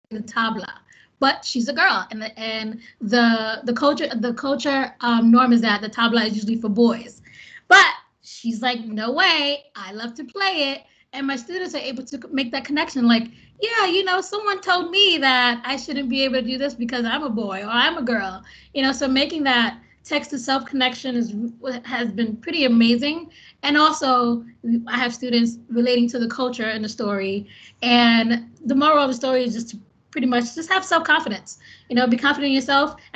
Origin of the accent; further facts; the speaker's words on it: India; now in United States; I'm American, but I'm from India.